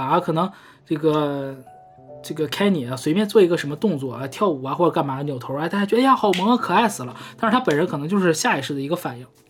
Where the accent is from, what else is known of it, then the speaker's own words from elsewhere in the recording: Northeast China, China; accent: Northeastern Mandarin; 我们东北话说是